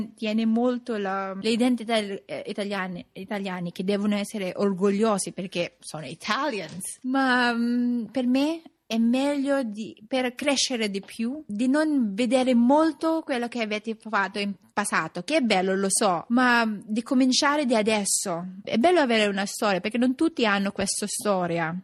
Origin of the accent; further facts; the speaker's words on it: Philippines; Italian is a second language; now in Rome, Italy; quando dico che sono filippina